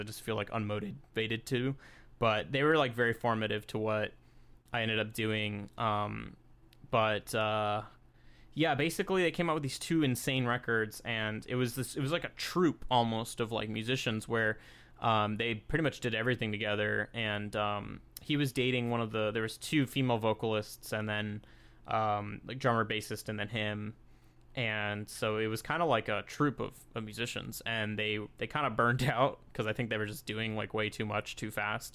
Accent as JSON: {"language": "English", "town": "Long Beach", "region": "California", "country": "United States", "tie": "born or raised there", "said": "I grew up in Long Beach"}